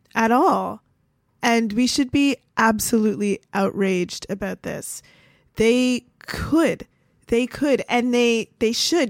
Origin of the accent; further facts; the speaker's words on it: Canada; now in United States; I'm Canadian.